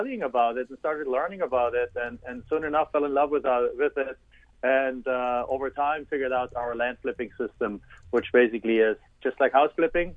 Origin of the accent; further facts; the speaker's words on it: Germany; English is a second language; moved away as an adult; now in United States; I'm originally, as you can tell from my accent, and as you know, from Germany. I came over to the United States in 1997